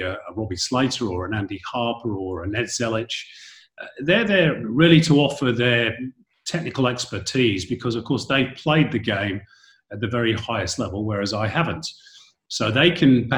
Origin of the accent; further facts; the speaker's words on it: Manchester, North West England, United Kingdom; moved away as an adult; also born or lived in London; now in Australia; growing up in Manchester in Northern England